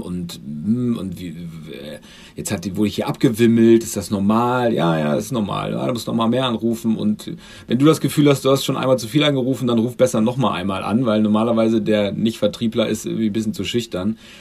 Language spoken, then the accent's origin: German; Göttingen, Lower Saxony, Germany; moved away; komme ursprünglich aus Göttingen.